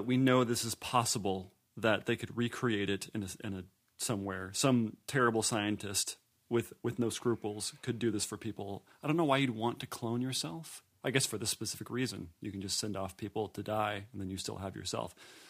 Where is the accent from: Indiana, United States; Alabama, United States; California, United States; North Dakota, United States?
Indiana, United States; I am from Indiana.